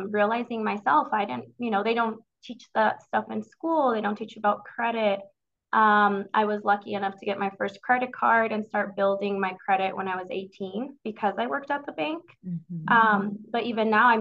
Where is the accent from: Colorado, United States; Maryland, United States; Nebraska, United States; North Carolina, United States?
Colorado, United States; Denver; I grew up in the North Denver area. So I'm a Denver native